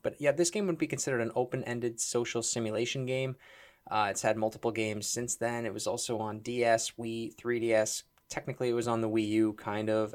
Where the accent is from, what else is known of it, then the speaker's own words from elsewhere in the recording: Toronto, Ontario, Canada; Mike and I are both, we're both from Toronto